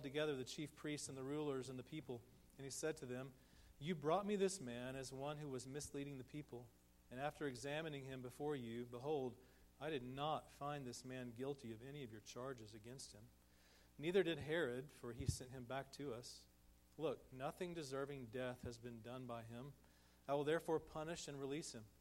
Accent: Texas, United States; moved away as an adult; also born or lived in St. Louis, Missouri; We're from Texas

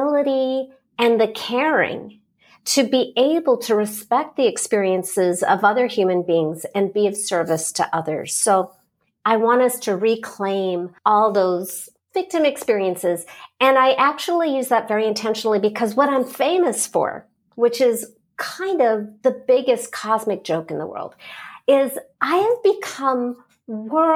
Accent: Los Angeles, California, United States; I started out coaching in Los Angeles because that's my hometown

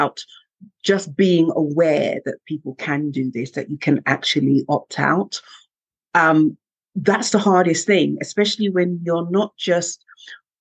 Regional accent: Jamaica; now in United Kingdom; where I'm from Jamaica

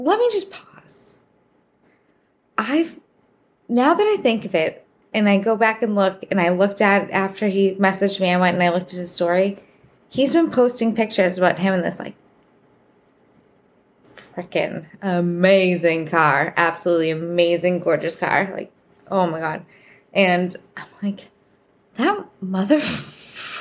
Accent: Boston, Massachusetts, United States; accent: Boston; I'm from Boston. So if you notice my accent, that's where it's from

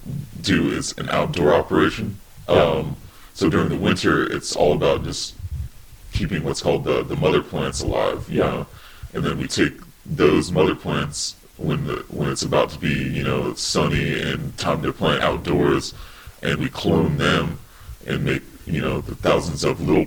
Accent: West Coast, United States; moved away; I'm originally from the West Coast

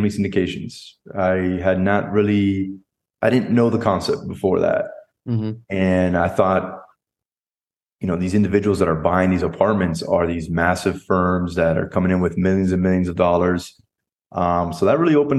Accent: South Florida, United States; moved away as an adult; now in Dallas, United States; I'm originally from South Florida, born mm-hmm. and raised there

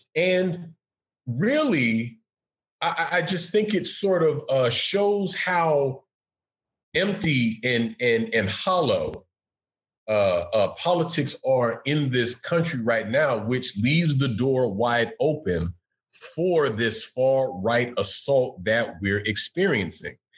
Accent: Florida, United States; my home state of Florida

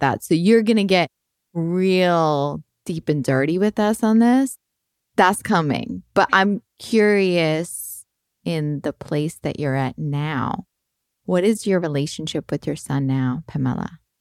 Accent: Boston, Massachusetts, United States; now in California, United States; I grew up in Boston

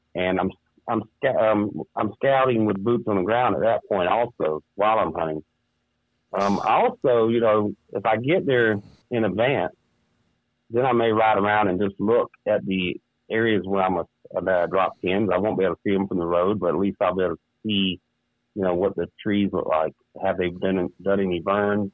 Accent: South Carolina, United States; moved away as an adult; now in Minnesota, United States; grew up and born and raised in South Carolina. Moved up here to Minnesota I do 12, 13 years ago.

